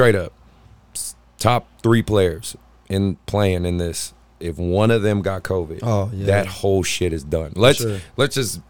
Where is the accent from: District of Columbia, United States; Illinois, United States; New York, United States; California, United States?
California, United States; Oakland; I'm from Oakland, California.